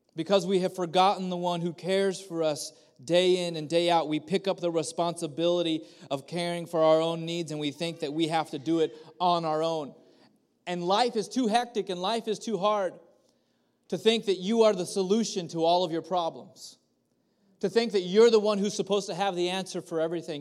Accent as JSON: {"language": "English", "town": "Kerman", "region": "California", "country": "United States", "tie": "born or raised there", "said": "I grew up in Kerman"}